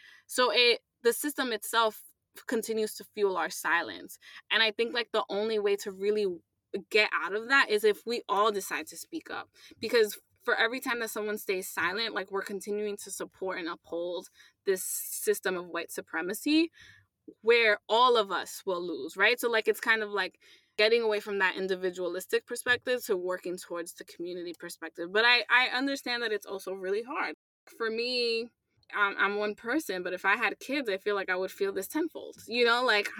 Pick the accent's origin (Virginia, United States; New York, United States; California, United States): New York, United States; I'm Latina, I'm a New Yorker, I'm an ally.